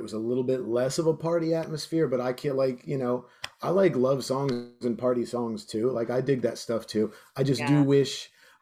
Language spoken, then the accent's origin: English; South Florida, United States; moved away as an adult; I grew up in South Florida back in the 90s